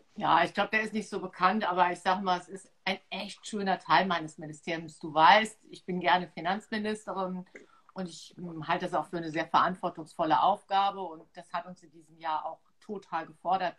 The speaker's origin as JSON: {"language": "German", "town": "Trier", "region": "Rhineland-Palatinate", "country": "Germany", "tie": "born or raised there", "moved": "as an adult", "lives_now": "Mainz, Germany", "said": "geboren bin ich halt in Trier, dort aufgewachsen"}